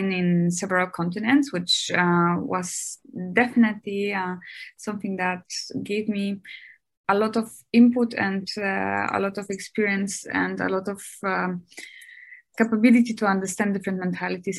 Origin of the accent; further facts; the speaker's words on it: Germany; moved away as an adult; also born or lived in Dresden, Germany / United States; now in Shanghai, China; I grew up in Germany.